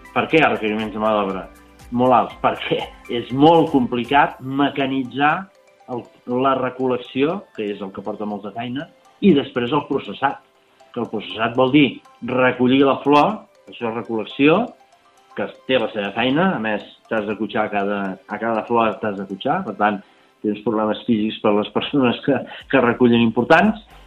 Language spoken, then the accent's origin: Catalan; Montblanc, Catalonia, Spain; jo soc de Montblanc